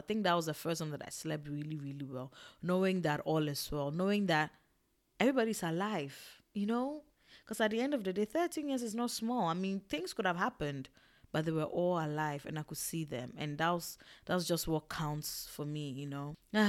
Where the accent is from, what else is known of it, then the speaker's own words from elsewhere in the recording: Ghana; also born or lived in Togo; Okay, I grew up in Ghana and in Togo. So I just saw my entire like childhood there.